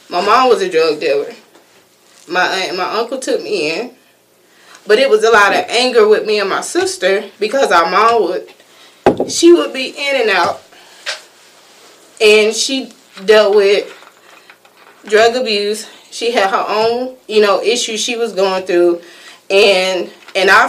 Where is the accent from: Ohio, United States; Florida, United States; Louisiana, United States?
Florida, United States; I grew up in Florida